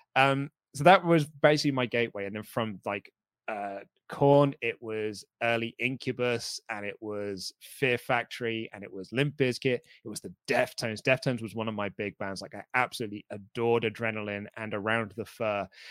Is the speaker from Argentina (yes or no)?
no; United Kingdom; we're a British crowd